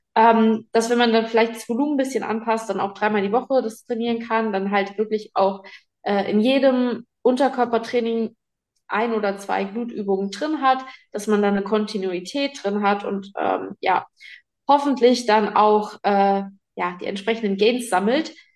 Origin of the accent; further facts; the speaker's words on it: Giessen, Hesse, Germany; moved away; Geboren bin ich in Gießen.